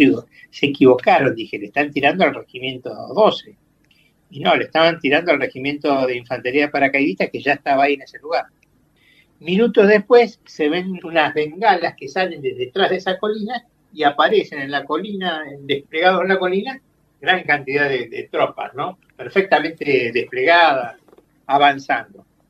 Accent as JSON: {"language": "Spanish", "region": "Entre Ríos", "country": "Argentina", "said": "Soy de Entre Ríos, tengo familiares allá que en algún momento me dejaron manejar tractor"}